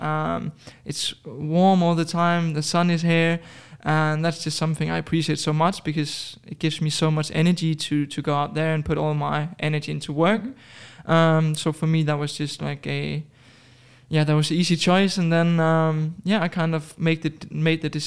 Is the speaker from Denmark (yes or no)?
yes; Denmark; moved away as an adult; now in Dubai, United Arab Emirates; originally from Denmark, but I moved to Dubai approximately a year ago